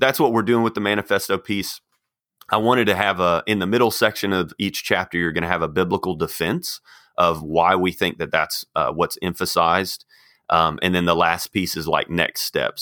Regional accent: Texas, United States; moved away as an adult; also born or lived in Arkansas; now in Kansas City, United States; I grew up in Texas

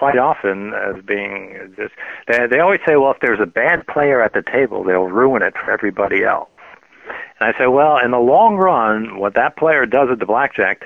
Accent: New York, United States; I grew up in New York

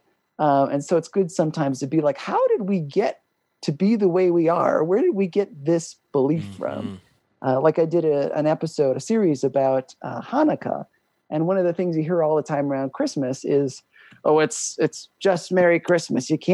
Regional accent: Ohio, United States; now in Wyoming, United States; I grew up in Ohio

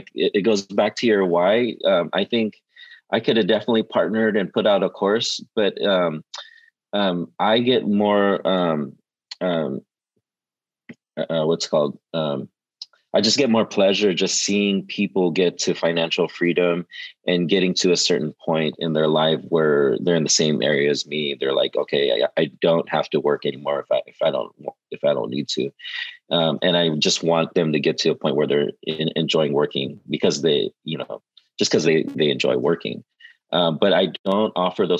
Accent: Southern California, United States; I'm Asian and I'm from Southern California

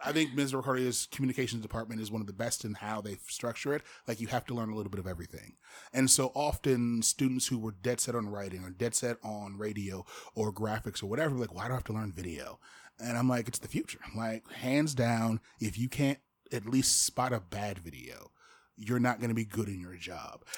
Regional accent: Fort Wayne, Indiana, United States; moved away; Fort Wayne, I love my hometown

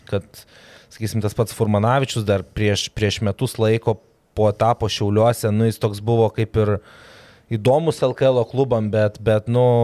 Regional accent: Kaunas, Kaunas County, Lithuania; aš tiek jis esam iš Kauno

